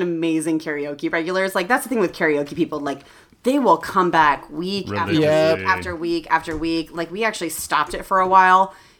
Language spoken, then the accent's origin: English; Seattle, Washington, United States; moved away as an adult; now in San Diego, United States; I'm from Seattle originally.